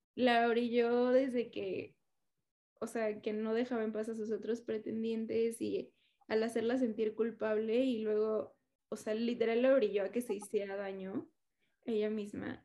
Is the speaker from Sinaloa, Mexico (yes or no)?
no; Mexico City, Mexico; soy chilanga